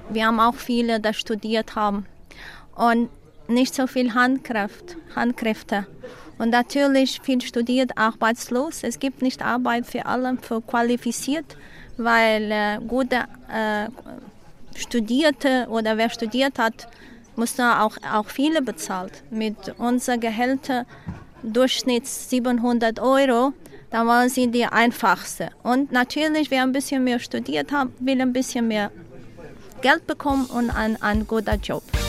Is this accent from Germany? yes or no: no; Madeira, Portugal; German is a second language; ich bin hier auf Madeira geboren